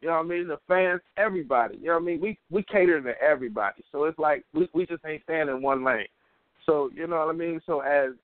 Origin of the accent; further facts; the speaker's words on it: Middletown, Ohio, United States; So I'm from Middletown, Ohio.